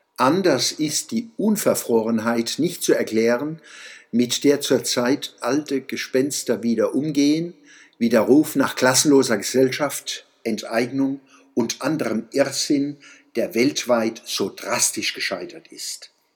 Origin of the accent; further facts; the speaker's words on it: Germany; als Deutsche